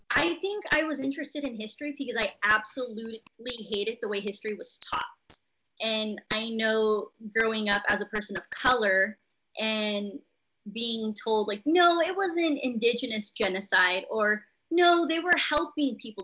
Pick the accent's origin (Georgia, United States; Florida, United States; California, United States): California, United States; Visalia; I am from Visalia, California, which is right in the middle of California